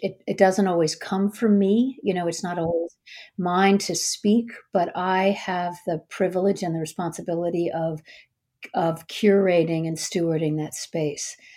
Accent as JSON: {"language": "English", "town": "Minneapolis", "region": "Minnesota", "country": "United States", "moved": "yes", "lives_now": "Washington, United States", "said": "I'm from Minneapolis"}